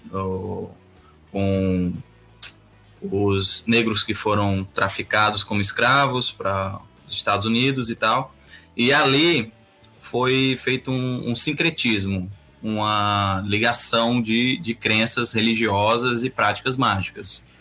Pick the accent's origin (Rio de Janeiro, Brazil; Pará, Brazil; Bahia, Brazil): Rio de Janeiro, Brazil; now in Fortaleza, Brazil; E mas cresci no Rio de Janeiro. Comecei minhas magias no Rio de Janeiro, na adolescência lá no Rio.